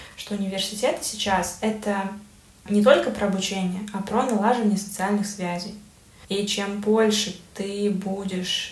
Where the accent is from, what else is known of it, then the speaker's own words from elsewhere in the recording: Belarus; как любой белорус